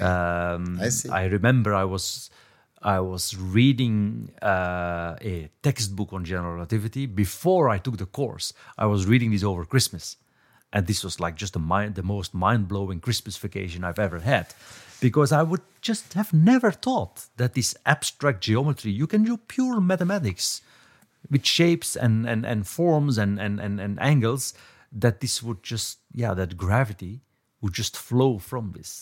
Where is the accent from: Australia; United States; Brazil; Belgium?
Belgium; moved away as an adult; also born or lived in Cambridge; I was growing up in Belgium